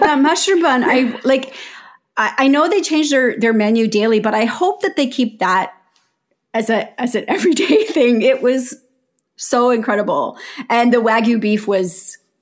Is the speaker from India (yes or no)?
no; Canada; we're Canadian